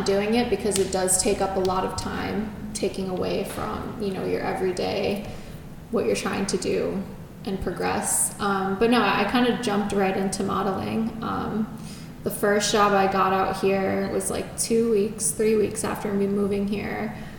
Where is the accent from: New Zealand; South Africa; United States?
United States; East Coast; my personal opinion growing up on the East Coast, I think people are a lot more authentic and true to themselves there.